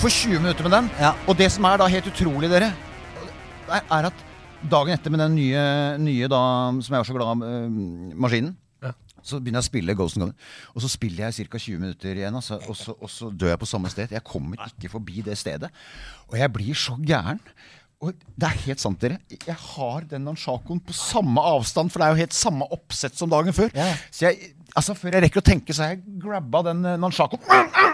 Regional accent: Ski, Akershus, Norway; Jeg vokste opp i Ski.

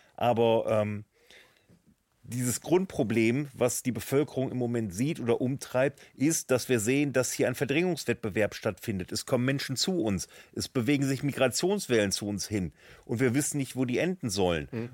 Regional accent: Germany; ich bin deutscher Politiker

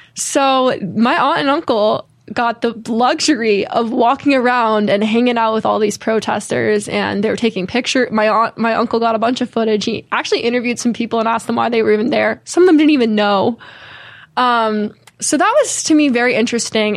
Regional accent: Connecticut, United States; I grew up in Connecticut

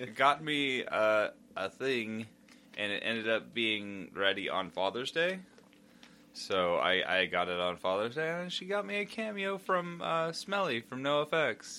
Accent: United States; I'm American.

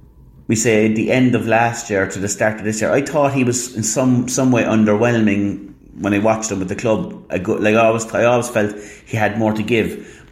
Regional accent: Ireland; as an Irish person

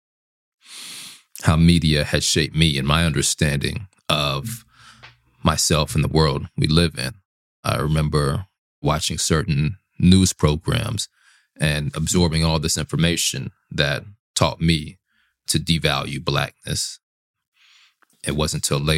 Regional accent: Little Rock, Arkansas, United States; So I'm from Little Rock, Arkansas. I grew up on one half of my family and working class and the working class neighborhood

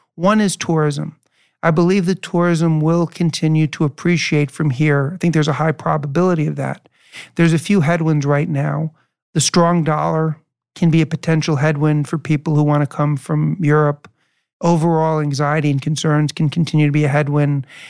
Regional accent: New York City, New York, United States; moved away; I was born and raised in New York City and, and grew up in the eighties

